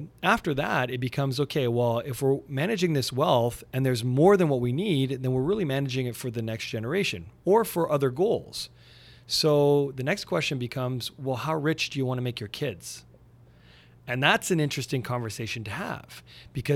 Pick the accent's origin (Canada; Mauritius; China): Canada; Montreal, Quebec; now in Burlington, Canada; I'm originally from Montreal. So even though I live near Toronto now, in Burlington, still love my home squad.